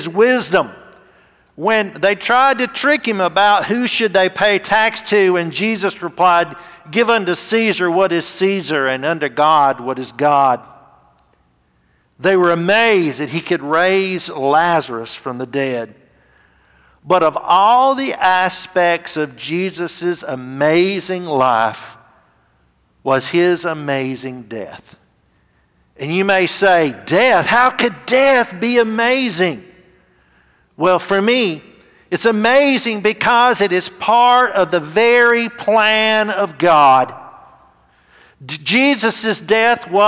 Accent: Gadsden, Alabama, United States; Gadsden's my hometown

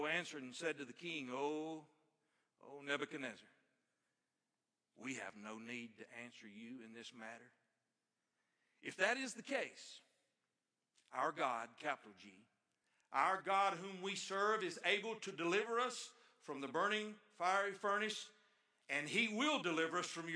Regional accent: Ivalee, Alabama, United States; I grew up out in Ivalee, Alabama, in the country

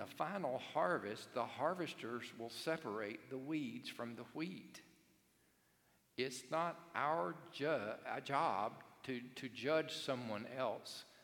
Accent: Cherokee, Alabama, United States; I grew up in Cherokee, Alabama

